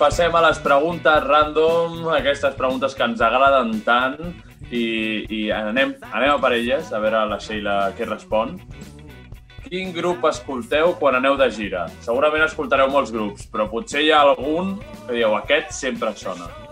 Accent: Santa Perpètua de Mogoda, Catalonia, Spain; nosaltres som de Santa Perpètua

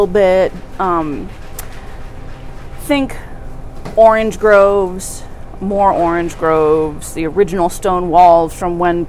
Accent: Ojai, California, United States; I grew up in Southern California.

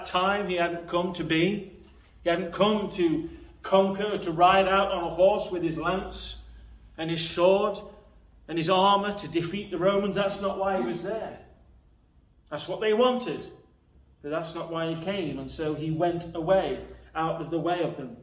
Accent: Nottinghamshire, East Midlands, United Kingdom; I'm from Nottinghamshire

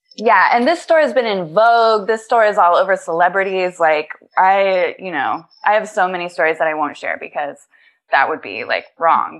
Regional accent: Indiana, United States; now in New York City, United States; I'm a transplant from Indiana.

